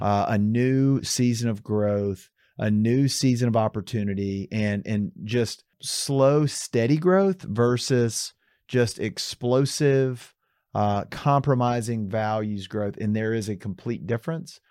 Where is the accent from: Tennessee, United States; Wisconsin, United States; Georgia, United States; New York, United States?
Georgia, United States; Atlanta; moved away; I grew up in Atlanta